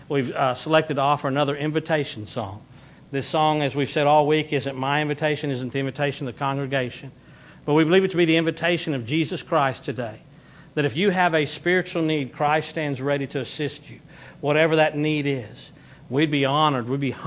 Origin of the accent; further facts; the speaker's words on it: Texas, United States; we're from the South, especially those of us that are Texans